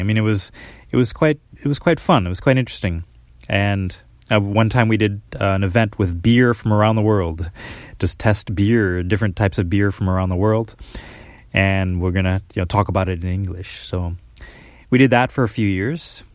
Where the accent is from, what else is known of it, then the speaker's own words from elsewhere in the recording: Minneapolis, Minnesota, United States; moved away as an adult; now in Japan; I'm from Minnesota, Minneapolis, uh, Minnesota originally